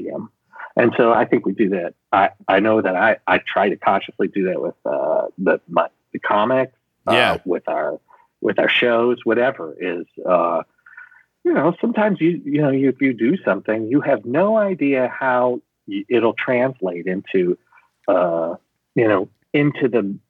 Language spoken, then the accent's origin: English; Chicago, Illinois, United States; I grew up in Chicago.